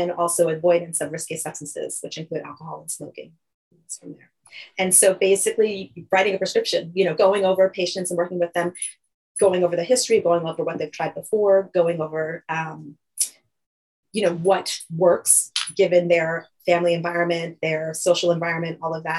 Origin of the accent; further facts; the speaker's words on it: New York, United States; moved away as an adult; also born or lived in Fort Lauderdale, Florida; now in Bennington, United States; I'm initially from New York, actually. As you can tell, I did my training and everything there. I grew up there